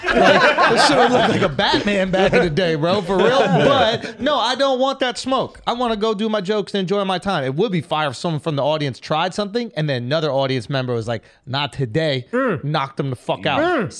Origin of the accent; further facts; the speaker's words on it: New York, United States; We're from New York.